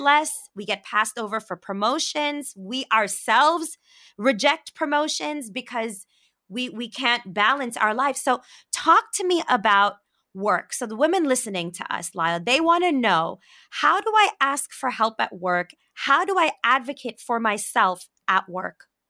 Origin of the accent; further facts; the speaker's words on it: New York City, New York, United States; I grew up in Brooklyn